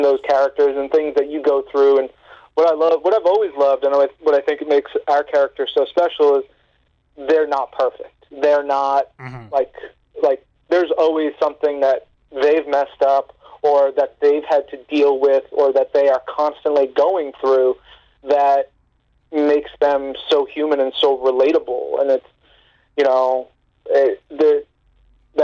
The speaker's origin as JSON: {"language": "English", "region": "New York", "country": "United States", "said": "I'm from New York"}